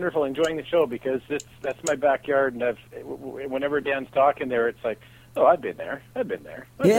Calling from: British Columbia, Canada; calling from British Columbia, Canada.

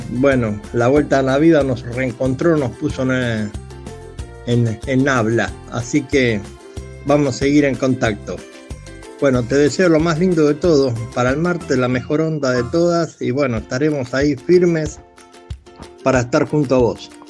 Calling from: Monte Grande, Buenos Aires Province, Argentina; Hola José … de Montegrande.

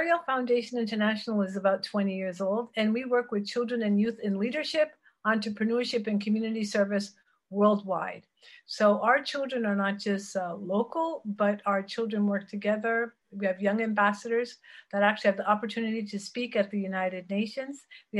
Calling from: Geneva, Switzerland; Geneva, Switzerland.

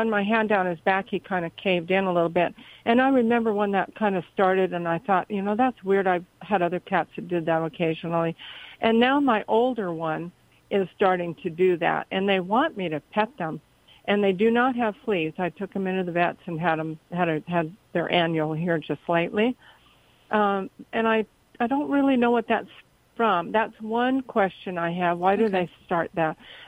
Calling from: Cottonwood, California, United States; Cottonwood, California.

